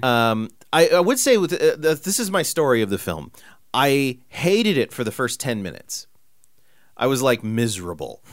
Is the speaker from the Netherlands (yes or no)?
no; Central California, United States; we grew up in Central California